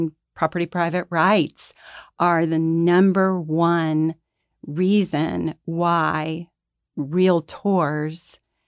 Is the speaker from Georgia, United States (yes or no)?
yes; Atlanta, Georgia, United States; I've always lived in Atlanta. I grew up here. I grew up in La Vista Park.